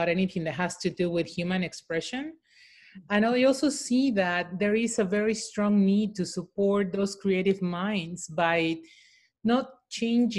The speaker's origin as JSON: {"language": "English", "region": "Mexico City", "country": "Mexico", "said": "I'm from Mexico City. I'm a proud, as we call them, Chilanga"}